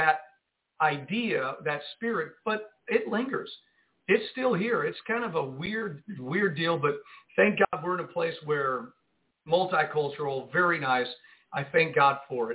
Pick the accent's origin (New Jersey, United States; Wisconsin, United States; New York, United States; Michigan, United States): New Jersey, United States; Jersey City; also born or lived in California; now in Arkansas, United States; I grew up in Jersey City, New Jersey